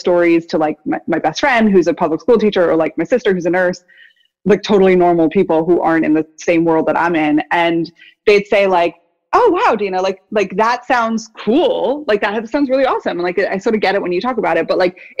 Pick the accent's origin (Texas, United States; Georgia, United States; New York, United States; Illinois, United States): New York, United States; Woodstock; moved away; I grew up in Woodstock, so I'm like a local sort of that has come back to this area